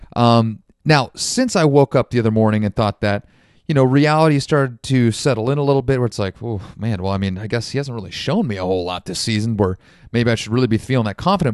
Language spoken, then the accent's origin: English; United States; as Americans